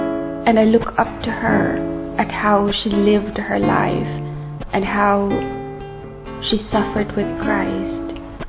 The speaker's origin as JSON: {"language": "English", "country": "Philippines", "said": "I'm 35, and I come from the Philippines."}